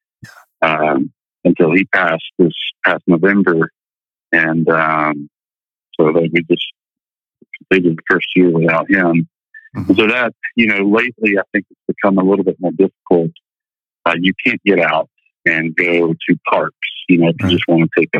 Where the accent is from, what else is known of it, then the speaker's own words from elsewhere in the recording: Georgia, United States; moved away; the Georgia upbringing